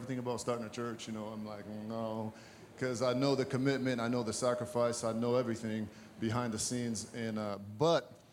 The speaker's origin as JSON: {"language": "English", "country": "Brazil", "also_born_or_lived": "Massachusetts", "moved": "yes", "lives_now": "United States", "said": "I'm originally from Brazil, as I mentioned, and I came here"}